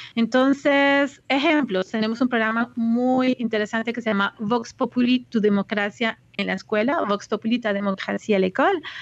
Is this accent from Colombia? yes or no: yes; Colombia; now in Quebec, Canada; como colombiana